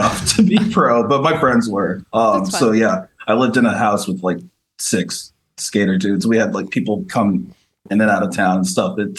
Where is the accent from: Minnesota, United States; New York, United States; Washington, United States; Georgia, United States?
New York, United States; New Rochelle; moved away as an adult; also born or lived in San Francisco, California; I grew up in Westchester, which is just north